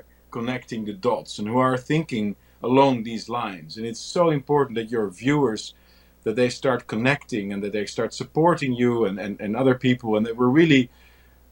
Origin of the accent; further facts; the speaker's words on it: Netherlands; I'm from the Netherlands in Europe, a relatively small country